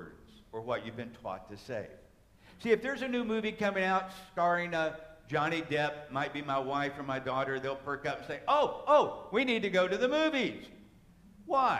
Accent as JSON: {"language": "English", "country": "United States", "said": "an American Christian"}